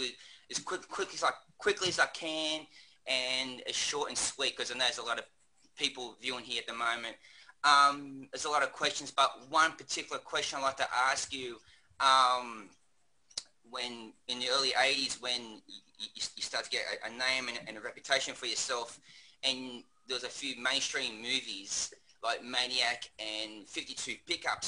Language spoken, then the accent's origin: English; Australia; I'm from Australia